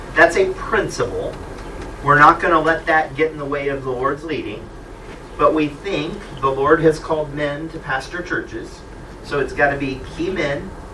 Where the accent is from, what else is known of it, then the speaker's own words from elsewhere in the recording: Kansas City, Missouri, United States; it's my hometown